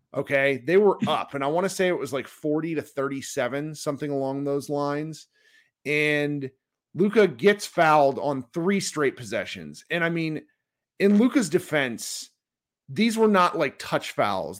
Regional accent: United States; we as American basketball fans

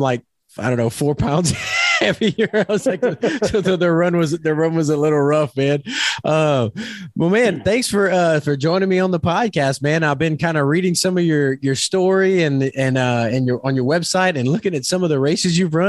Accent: Louisiana, United States; because I'm from, you know, South Louisiana, kind of country and Cajun and all that.

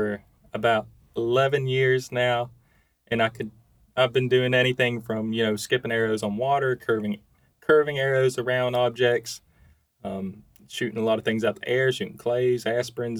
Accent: Georgia, United States; also born or lived in Carrollton, Georgia; I'm just a Georgia fan. Hometown guy

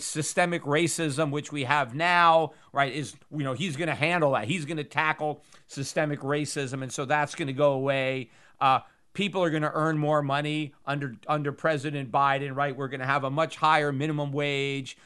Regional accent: United States; as an American

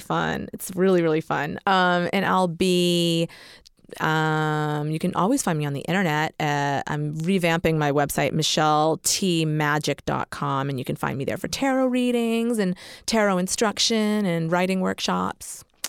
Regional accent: Massachusetts, United States; I'm from Massachusetts.

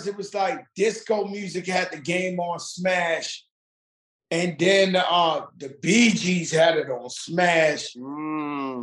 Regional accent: New York City, New York, United States; I'm from the Bronx where hip hop was born

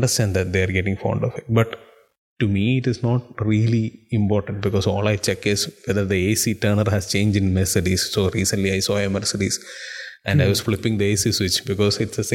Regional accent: Dubai, United Arab Emirates; moved away; I was born and brought up in Dubai

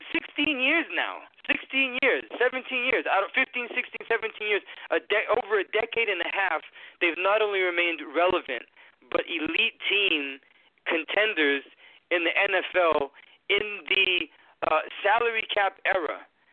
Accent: New Bedford, Massachusetts, United States; now in Florida, United States; I am from New Bedford, so I am from Massachusetts

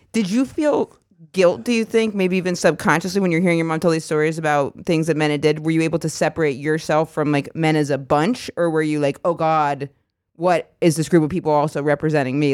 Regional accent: Maine, United States; Maine, my home state

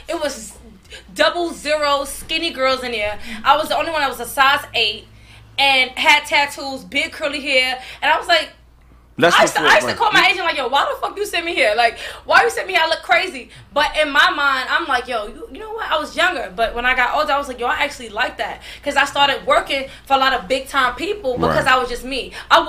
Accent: New York, United States; I'm from New York, but I'm like

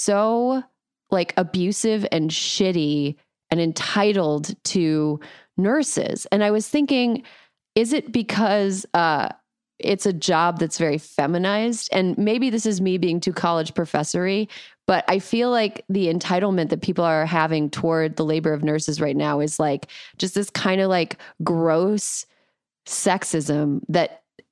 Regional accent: South Florida, United States; I'm from South Florida

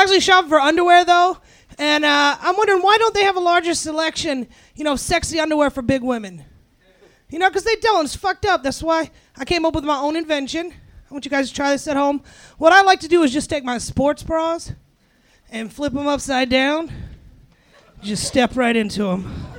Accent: North Carolina, United States; also born or lived in Sacramento; now in Los Angeles, United States; No, I'm originally from North Carolina.

